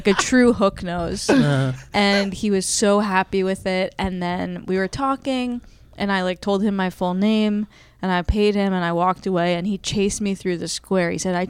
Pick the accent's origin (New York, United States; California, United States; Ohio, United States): New York, United States; New York City; also born or lived in Queens; Well, I grew up in Hell's Kitchen, and then I moved to Queens.